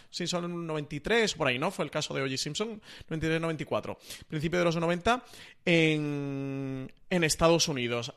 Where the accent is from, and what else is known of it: Spain